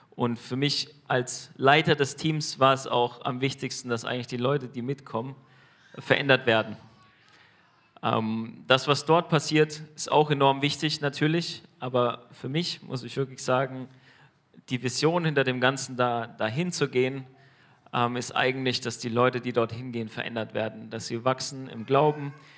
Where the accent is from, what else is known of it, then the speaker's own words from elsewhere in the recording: Germany; als Deutsche